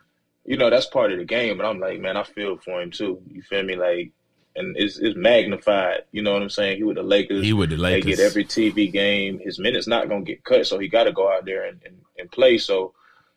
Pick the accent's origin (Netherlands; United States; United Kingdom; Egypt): United States; Fayetteville, North Carolina; Terra Gardens, Fayetteville, North Carolina